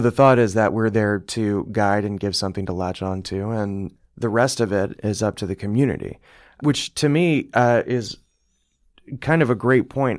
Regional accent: Bloomington, Indiana, United States; I'm from here, I'm from Bloomington.

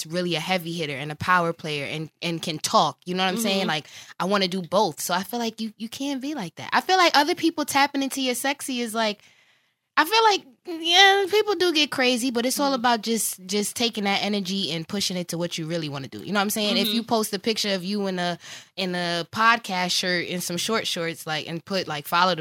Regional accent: New York City, New York, United States; moved away; also born or lived in Baltimore; I just went to Morgan. I'm from New York

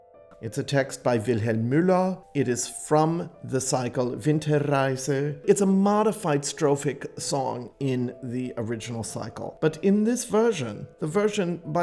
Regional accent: United States; I'm an American, but I grew up knowing some of these songs

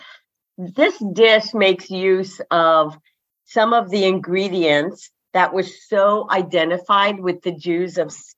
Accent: Denver, Colorado, United States; I grew up in Denver

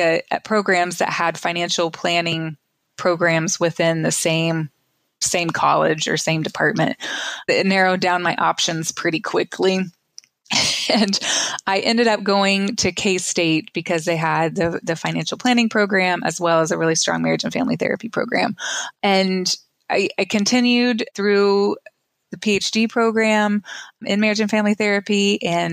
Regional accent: Oklahoma, United States; I grew up in Oklahoma, went to college at Oklahoma State.

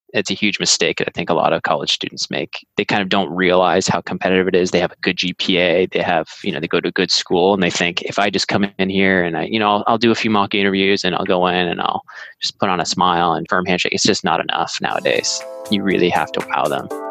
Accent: Andover, Massachusetts, United States; moved away as an adult; also born or lived in Brookline, Massachusetts; now in California, United States; I was born in Brookline and I grew up in a town called Andover, north of the city

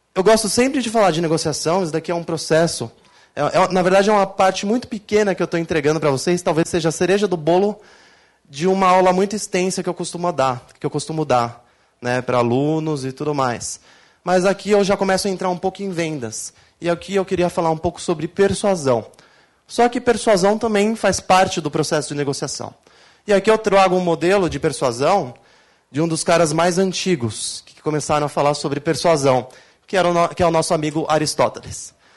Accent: Brazil; eu sou brasileiro

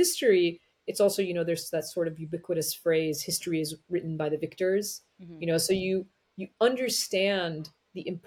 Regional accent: United States; As an Iranian American, as someone who was born and raised in the United States, but to parents of Iranian immigrants

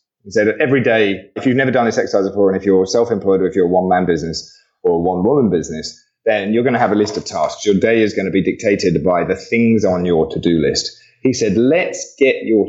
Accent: England, United Kingdom; Being an Englishman

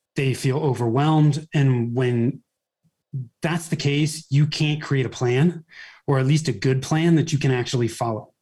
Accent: Bay Area, Northern California, United States; moved away as an adult; now in Denver metro area, United States; I was born and raised in the Bay Area, Northern California

